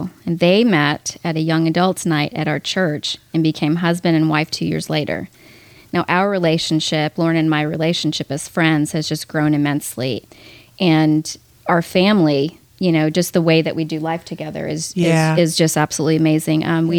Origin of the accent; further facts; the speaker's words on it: Miami Beach, Florida, United States; moved away as an adult; also born or lived in Manhattan, New York; now in Texas, United States; I was born in Manhattan, New York, and raised in Miami Beach, Florida, and have lived in Texas for the past 28 years.